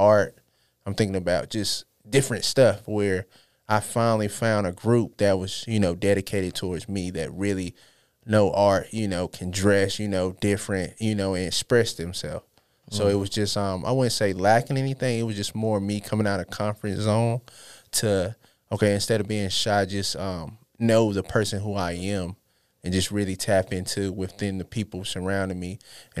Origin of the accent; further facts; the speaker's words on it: Charlotte, North Carolina, United States; also born or lived in Los Angeles; L.A., South Central. I claim Charlotte as well because I've been here majority. But it started from the roots of there, but just mostly coming back and forth and then Charlotte just kind of raised me